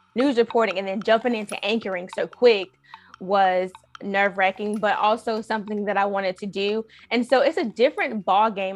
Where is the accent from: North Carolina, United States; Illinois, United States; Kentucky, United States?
North Carolina, United States; Raleigh; I'm from Raleigh